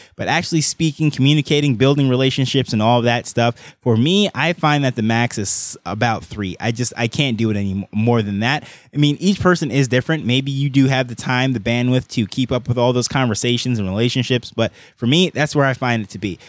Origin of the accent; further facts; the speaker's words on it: Jamaica; I am the first from Jamaica